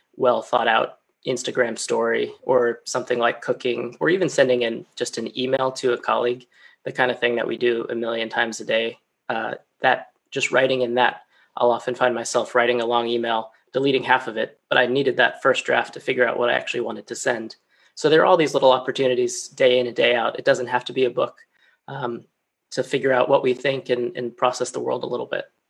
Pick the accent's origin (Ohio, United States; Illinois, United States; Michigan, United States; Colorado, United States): Colorado, United States; moved away as an adult; now in London, United Kingdom; back home in my home state of Colorado